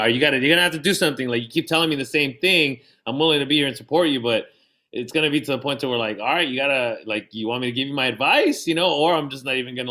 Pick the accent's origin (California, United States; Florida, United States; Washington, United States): California, United States; National City; since we grew up in we grew up in National City